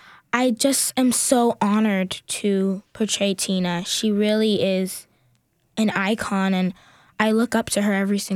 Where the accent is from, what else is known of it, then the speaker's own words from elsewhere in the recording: Newark, New Jersey, United States; moved away; also born or lived in Union, New Jersey; I'm originally from Newark, New Jersey, and I moved to Union, New Jersey.